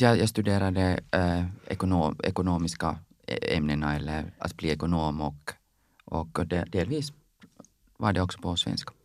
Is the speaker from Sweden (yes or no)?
no; Finland; Swedish is a second language; när jag var i högstadiet, jobbade jag på torget, Salutorget i Helsingfors